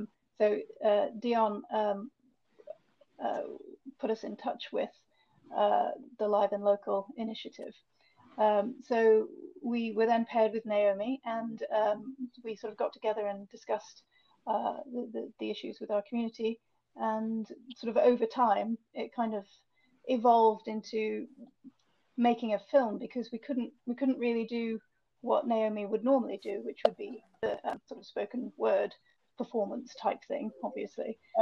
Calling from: Meon Vale, West Midlands, United Kingdom; I'm based in Meon Vale, which is a new village based just outside of Stratford-on-Avon.

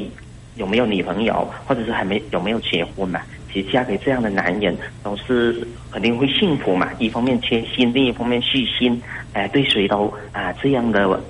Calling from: Hainan, China; 我是从海南那边打来的吧？

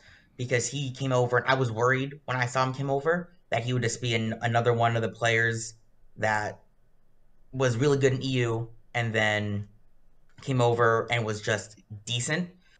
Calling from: Sacramento, California, United States; I'm calling from Sacramento, California.

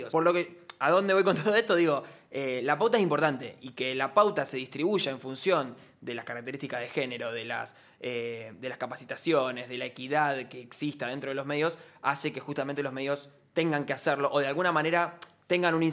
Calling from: Santa Fe, Argentina; Yo soy de Barrio La Sexta.

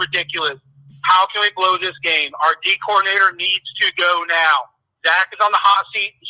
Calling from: Charleston, South Carolina, United States; I am calling from Charleston, South Carolina.

